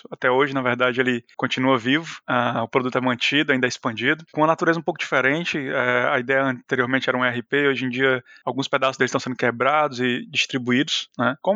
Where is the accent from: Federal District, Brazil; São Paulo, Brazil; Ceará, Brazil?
Ceará, Brazil; Fortaleza; moved away as an adult; eu venho de Fortaleza.